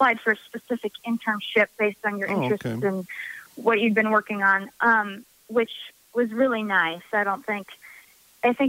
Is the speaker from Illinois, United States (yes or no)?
yes; Normal, Illinois, United States; I enjoy staying in my hometown.